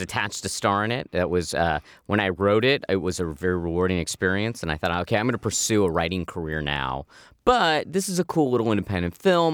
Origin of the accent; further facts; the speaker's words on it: Manhattan Beach, California, United States; I grew up in Manhattan Beach, which, uh, you know, when I grew up in the eighties, was this middle class, lower middle class beach town